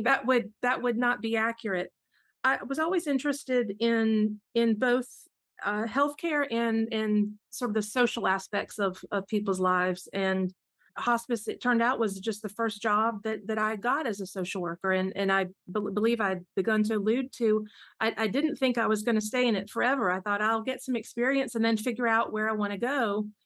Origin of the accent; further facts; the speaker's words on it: South Carolina, United States; moved away as an adult; now in Atlanta, United States; I grew up in South Carolina. That is home